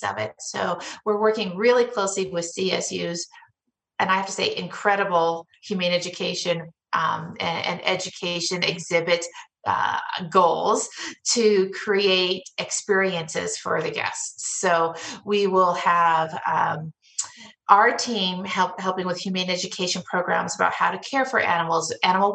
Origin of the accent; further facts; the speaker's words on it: Denver, Colorado, United States; I was born and raised in Denver and Denver metro area